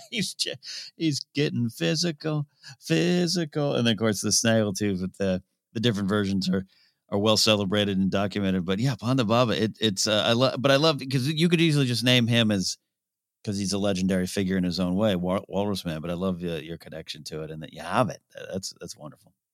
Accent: California, United States; also born or lived in Orange, California; my hometown of Rio Grande, California

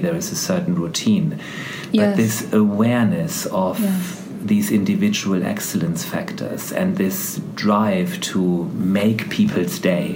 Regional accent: Germany; moved away as an adult; now in United Kingdom; I was born in Germany and that's just the way you start your professional life there in certain professions

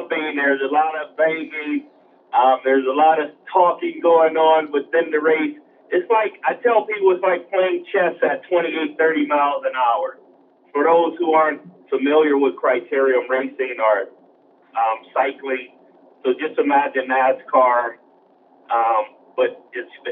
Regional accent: Los Angeles, California, United States; also born or lived in Long Beach, California; It's called now South LA, but those who grew up and was raised in that area, we still call it South Central

